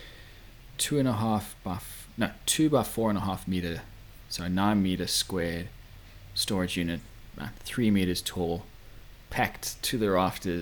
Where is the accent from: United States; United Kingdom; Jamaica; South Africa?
South Africa; Durban, KwaZulu-Natal; also born or lived in Adelaide, Australia; now in Townsville, Australia; I was born in Durban in South Africa.